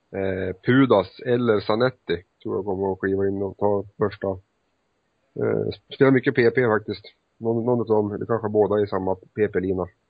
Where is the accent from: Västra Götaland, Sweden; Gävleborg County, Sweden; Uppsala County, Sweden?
Gävleborg County, Sweden; Hudiksvall; min hemstad Hudik